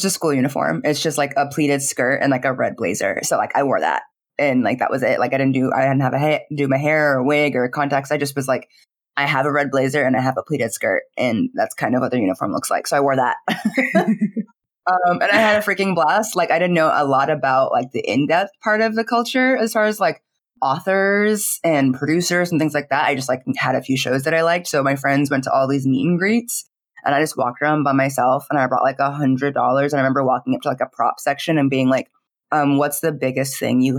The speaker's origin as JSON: {"language": "English", "town": "Phoenix", "region": "Arizona", "country": "United States", "tie": "born or raised there", "said": "I grew up in Phoenix, Arizona"}